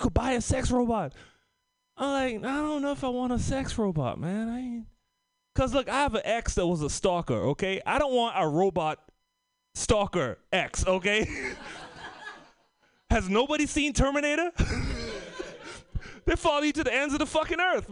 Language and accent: English; Trinidad & Tobago; moved away; also born or lived in Oakland / Bay Area; I came from the Caribbean. By from the Caribbean, Trinidad and Tobago.